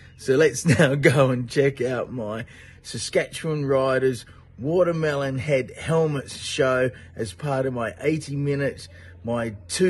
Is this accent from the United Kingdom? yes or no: no; Roseworthy, South Australia, Australia; moved away; when I grew up in Roseworthy